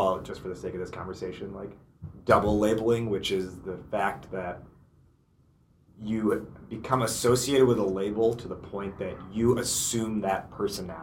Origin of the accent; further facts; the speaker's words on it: United States; my home country of America